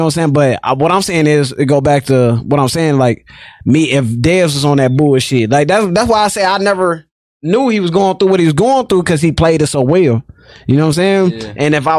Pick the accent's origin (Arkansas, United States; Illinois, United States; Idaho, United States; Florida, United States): Illinois, United States; Rockford; I'm from the West Side.